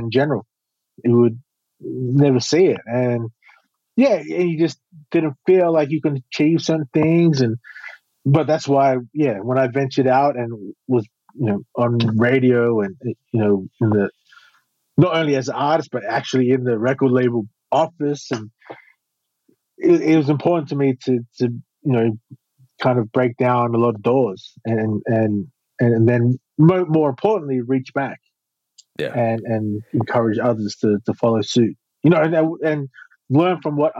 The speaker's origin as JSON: {"language": "English", "town": "Queanbeyan", "region": "New South Wales", "country": "Australia", "tie": "born or raised there", "said": "growing up in Queanbeyan"}